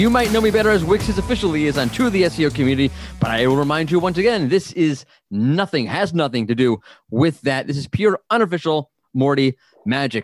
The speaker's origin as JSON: {"language": "English", "town": "New York City", "region": "New York", "country": "United States", "said": "I'm from New York"}